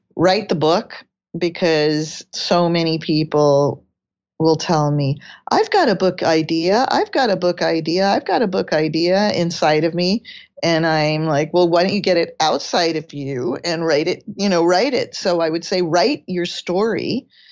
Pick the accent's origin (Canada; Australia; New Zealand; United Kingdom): United Kingdom; England; I was born in England